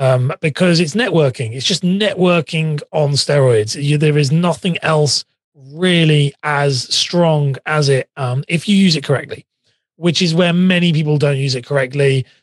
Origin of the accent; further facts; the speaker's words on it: England, United Kingdom; accent: English; I'm from England, just live outside of London, near Cambridge. So I have a very, everyone always thinks my accent sounds very Australian, and it's not Australian. It's definitely English